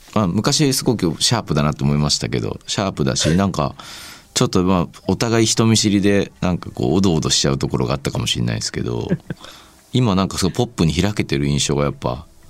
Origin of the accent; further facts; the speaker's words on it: Shizuoka, Japan; 僕静岡出身なんですけど